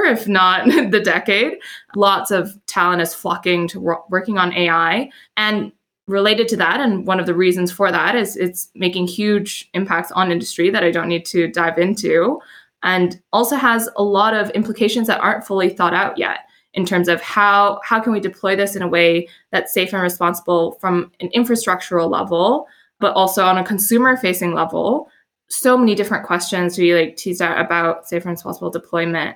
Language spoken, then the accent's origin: English; Edmonton, Alberta, Canada; moved away as an adult; also born or lived in Montreal; I grew up in Edmonton, which is this northernmost major city in Canada.